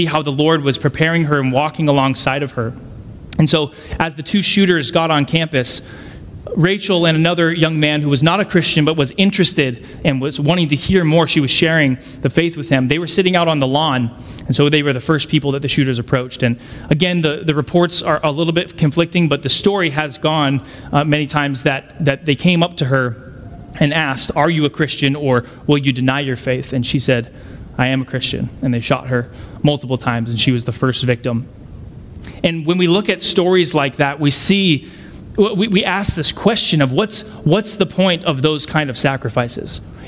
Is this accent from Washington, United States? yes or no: no; Colorado Springs, Colorado, United States; I grew up in Colorado Springs